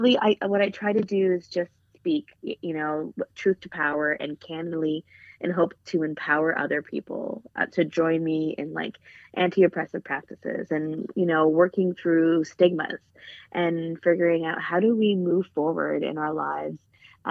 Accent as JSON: {"language": "English", "country": "Canada", "said": "I was, you know, first generation Canadian"}